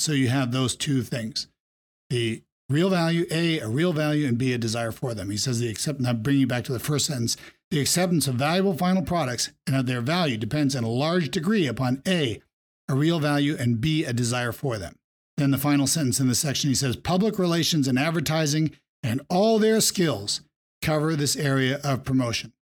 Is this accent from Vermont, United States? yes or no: yes; Vermont, United States; Growing up in Vermont